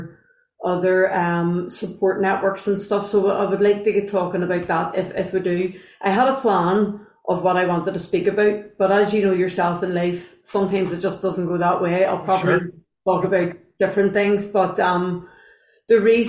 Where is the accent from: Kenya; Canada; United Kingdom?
United Kingdom; Belfast, Northern Ireland; from Belfast